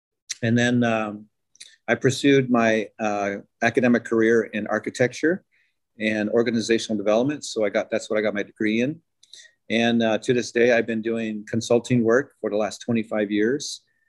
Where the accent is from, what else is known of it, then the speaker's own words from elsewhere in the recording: Navajo Nation, United States; moved away as an adult; come from the Navajo traditions. I grew up in the Navajo reservation. And being there, I left like around 18 to pursue my academic and professional career off the reservation.